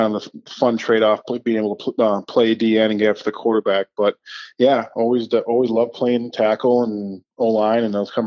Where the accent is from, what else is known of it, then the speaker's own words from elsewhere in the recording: Wisconsin, United States; also born or lived in Chicago, Illinois; after Chicago, I moved to Wisconsin, just outside of Minneapolis, St. Paul area